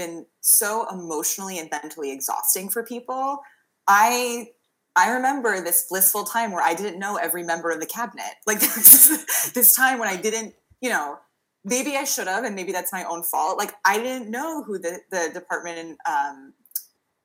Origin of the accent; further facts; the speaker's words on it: New York, United States; now in Massachusetts, United States; I'm originally from New York